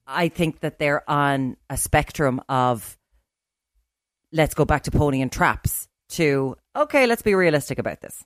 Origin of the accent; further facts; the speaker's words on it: Ireland; we're from Ireland